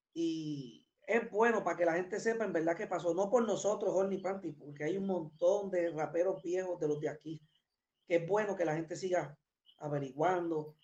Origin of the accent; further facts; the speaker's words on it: Puerto Rico; nosotros somos de Puerto Rico, de allá, de verdad, no soy de aquí.